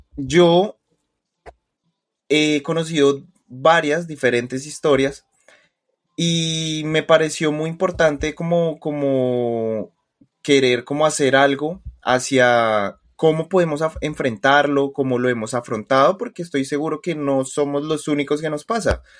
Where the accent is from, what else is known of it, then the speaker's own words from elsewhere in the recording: Colombia; soy colombiano, a mucho con mucho orgullo